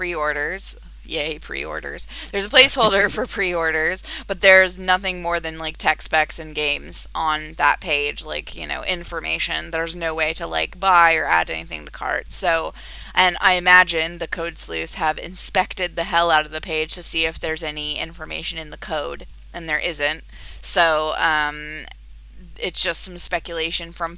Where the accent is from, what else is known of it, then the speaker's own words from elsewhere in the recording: United Kingdom; moved away as an adult; now in United States; I've focused on the U.K. and the U.S.A., obviously, because I have links there